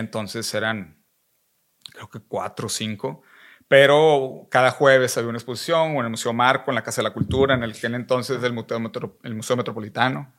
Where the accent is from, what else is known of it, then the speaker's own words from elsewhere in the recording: Monterrey, Nuevo León, Mexico; also born or lived in San Pedro Garza García; crecí y nací en Monterrey